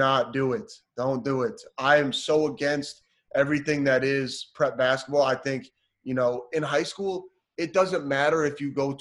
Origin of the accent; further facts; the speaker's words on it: small town Wisconsin, United States; also born or lived in Seattle, Washington; When I moved from Seattle back to Wisconsin, I did seventh grade in both states